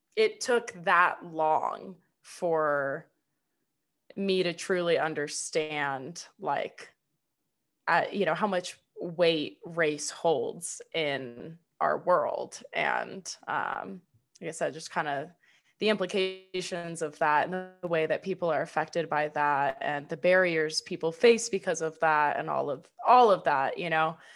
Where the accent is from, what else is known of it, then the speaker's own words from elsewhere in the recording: United States; I'm just like a white American